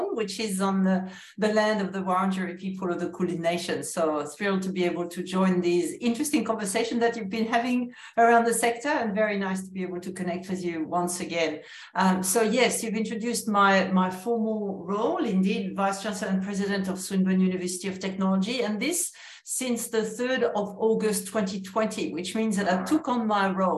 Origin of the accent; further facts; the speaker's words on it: France; accent: French; English is a second language; moved away as an adult; also born or lived in New Zealand / United States; now in Australia; my accent continues to betray that I am French originally